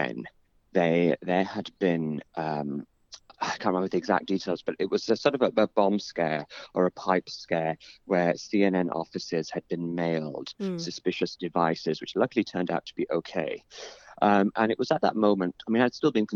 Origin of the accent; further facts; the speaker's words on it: Bradford, Yorkshire and the Humber, United Kingdom; moved away; So Bradford is, it is a city which often gets a sort of unfair reputation